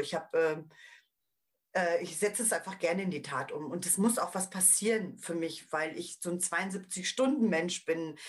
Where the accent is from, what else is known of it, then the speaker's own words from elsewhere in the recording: Paderborn, North Rhine-Westphalia, Germany; hier bei uns in Paderborn, weil ich aus Paderborn komme